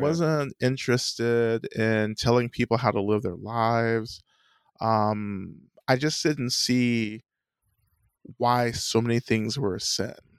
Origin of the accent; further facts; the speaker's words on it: North Georgia, United States; I grew up in the South, in the American South, um, in North Georgia.